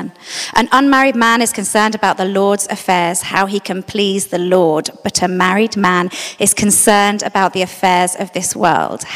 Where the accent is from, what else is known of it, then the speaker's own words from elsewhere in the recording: London, United Kingdom; I grew up in South London